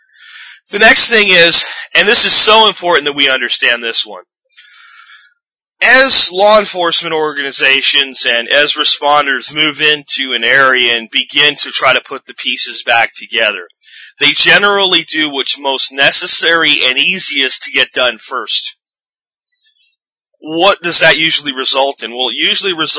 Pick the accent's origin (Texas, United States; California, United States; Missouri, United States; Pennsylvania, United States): Pennsylvania, United States; when I was a kid, and growing up in Pennsylvania, in my high school years